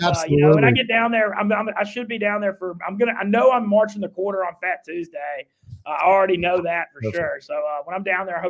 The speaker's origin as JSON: {"language": "English", "region": "North Louisiana", "country": "United States", "also_born_or_lived": "New Orleans", "said": "I'm from North Louisiana and there's always that funny, you know, North South divide."}